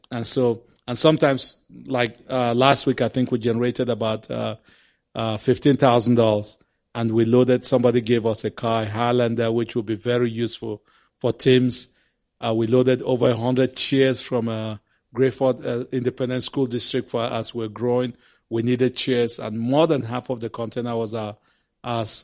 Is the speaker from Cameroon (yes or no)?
yes; Cameroon; We went back to our country of Cameroon